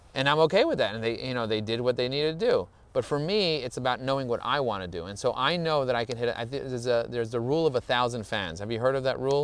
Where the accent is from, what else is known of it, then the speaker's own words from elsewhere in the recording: New York City, New York, United States; I grew up in Borough Park, and still, even in Borough Park, there was a lot of anti Semitism.